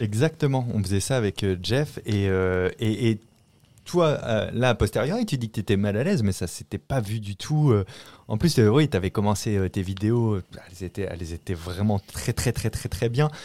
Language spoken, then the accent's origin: French; La Rochelle, Nouvelle-Aquitaine, France; moved away as an adult; now in Paris, France; je viens de La Rochelle, au nord de La Rochelle, un petit village de 2000 habitants qui s'appelle Marcilly